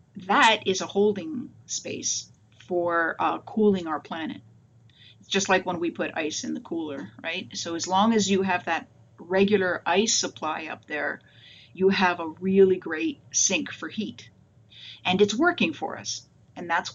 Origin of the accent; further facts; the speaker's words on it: Toronto, Ontario, Canada; moved away as an adult; also born or lived in Massachusetts; now in Connecticut, United States; I'm originally from Toronto, Canada